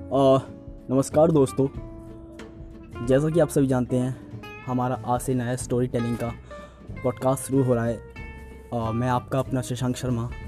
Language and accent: Hindi; Agra, Uttar Pradesh, India; मैं आगरा से बिलोंग कर